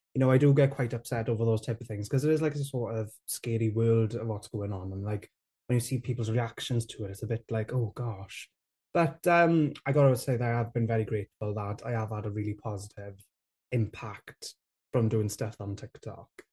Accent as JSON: {"language": "English", "area": "Rhondda", "region": "Wales", "country": "United Kingdom", "tie": "born or raised there", "said": "I grew up in the Rhone there, where there's not a lot of Welsh"}